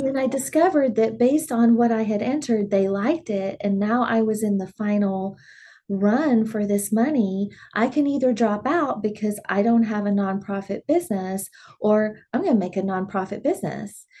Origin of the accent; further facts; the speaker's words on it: Dimmitt, Texas, United States; growing up in Dimmitt, they had shows that you could perform